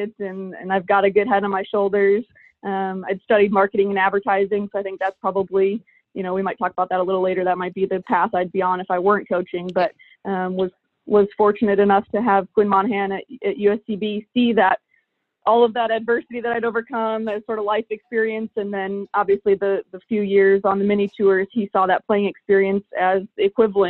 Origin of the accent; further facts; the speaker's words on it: Illinois, United States; moved away; I grew up in Illinois, in the Midwest